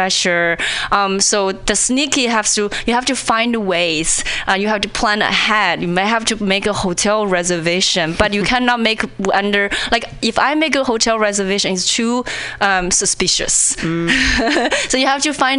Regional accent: China; English is a second language; moved away as an adult; also born or lived in Indiana, United States; now in Seattle, United States; when I was in China

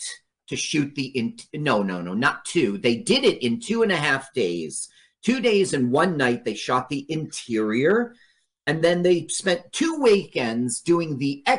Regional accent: Los Angeles, California, United States; I did a lion's share of my childhood growing up in Los Angeles

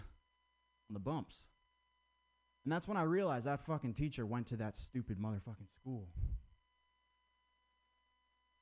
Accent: Vermont, United States; I grew up in Vermont

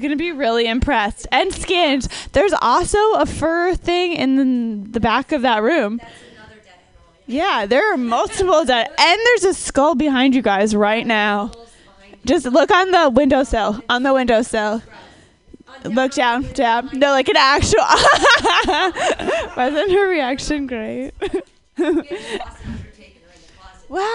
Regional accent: Minnesota, United States; I'm from Minnesota, but more importantly, I'm a scientist

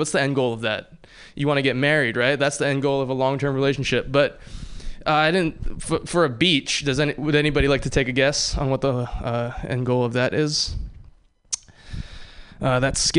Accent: Hawaii, United States; moved away; I grew up in Hawaii

